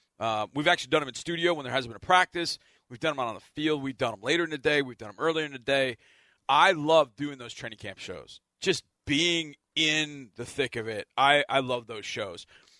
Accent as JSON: {"language": "English", "region": "Texas", "country": "United States", "said": "I'm a Texan"}